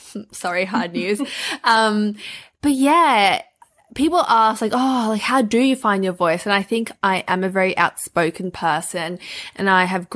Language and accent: English; Melbourne, Victoria, Australia; I've been born and raised in Melbourne and I love it here